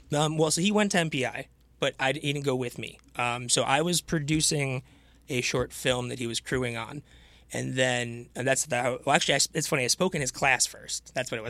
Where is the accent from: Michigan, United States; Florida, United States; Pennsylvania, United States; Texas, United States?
Michigan, United States; Farmington Hills; also born or lived in Chicago; I actually grew up about half a mile down the road from here, um, Farmington Hills, Michigan.